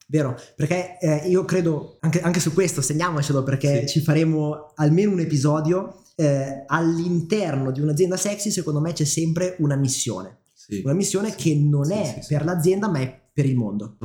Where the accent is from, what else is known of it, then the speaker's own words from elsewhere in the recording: Milan, Lombardy, Italy; sono nato e cresciuto qui a Milano.